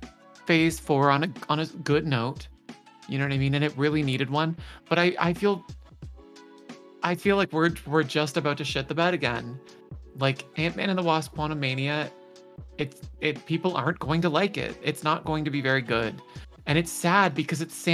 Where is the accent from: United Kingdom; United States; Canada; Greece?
Canada; as a Canadian